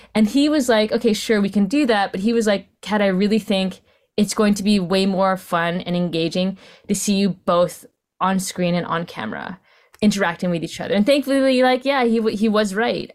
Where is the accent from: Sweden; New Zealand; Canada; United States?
Canada; Vancouver, British Columbia; I'm Filipino Canadian, was born in Vancouver, my sec-, second generation Canadian